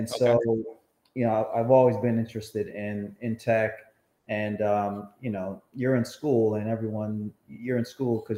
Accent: Mount Vernon, New York, United States; also born or lived in Jamaica; I lived there until I was about seven. Okay. And then moved to a place called Mount Vernon, New York, just outside the Bronx.

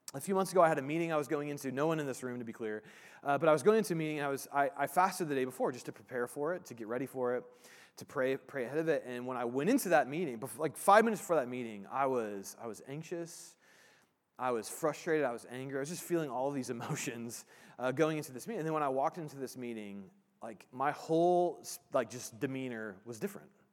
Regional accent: Indiana, United States; I grew up in Indiana

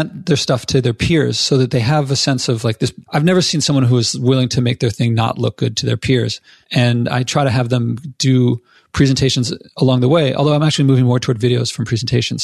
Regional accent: Philadelphia, Pennsylvania, United States; now in New York, United States; I'm from Philadelphia

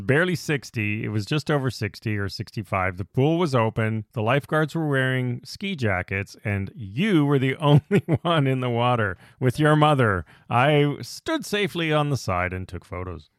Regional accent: Canada; we're Canadian

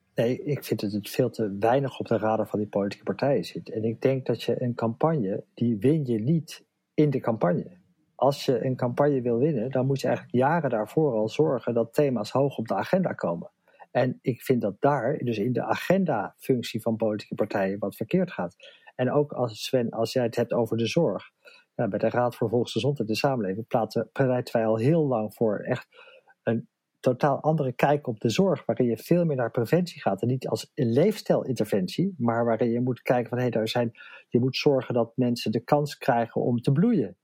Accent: Amsterdam, North Holland, Netherlands; Ik kom uit Amsterdam

